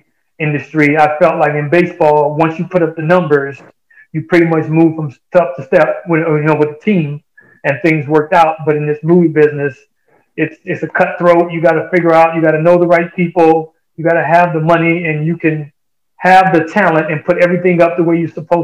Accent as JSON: {"language": "English", "town": "Chicago", "region": "Illinois", "country": "United States", "tie": "born or raised there", "said": "Chicago, I grew up in that area"}